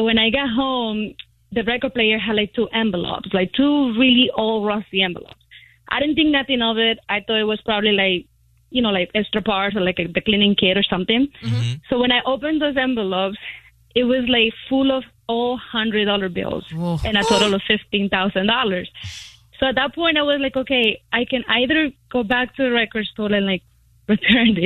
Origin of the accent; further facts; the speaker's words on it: Colombia; moved away; I'm from another country. I'm from Colombia.